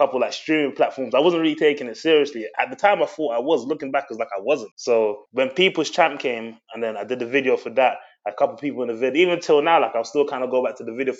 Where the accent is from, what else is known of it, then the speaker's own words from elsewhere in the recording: London, United Kingdom; moved away as an adult; also born or lived in Democratic Republic of the Congo (ancestry); now in Middlesbrough, United Kingdom; I was born in England, South London, but my roots are DRC, the Democratic Republic of Congo. That's where I'm from. And I was raised in South London.